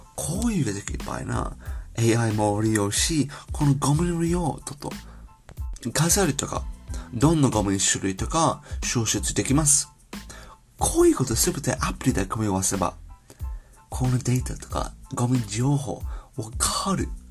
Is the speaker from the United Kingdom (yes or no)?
yes; United Kingdom; Japanese is a second language; moved away as an adult; now in Japan; 私は英国人のデータサイエンス、日本で働きながら